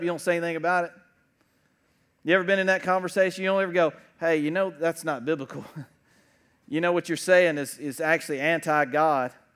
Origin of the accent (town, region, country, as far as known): United States